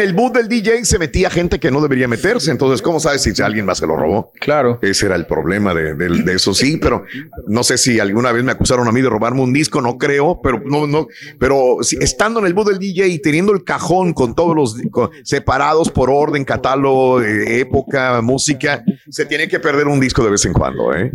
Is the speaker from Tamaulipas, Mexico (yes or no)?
yes; Matamoros, Tamaulipas, Mexico; moved away; yo iba muy seguido a Monterrey cuando era niño, vivía en Matamoros